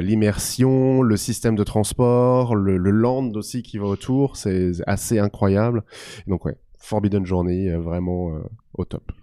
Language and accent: French; Alsace, Grand Est, France; je suis originaire d'Alsace